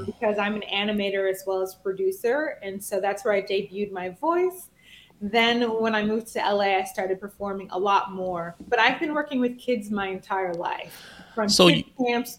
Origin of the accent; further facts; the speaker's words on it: Nigeria; I'm Nigerian.